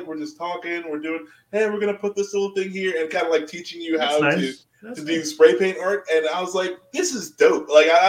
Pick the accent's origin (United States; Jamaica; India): Jamaica; this might just be because like I'm Jamaican, Jamaican, we'll call it that.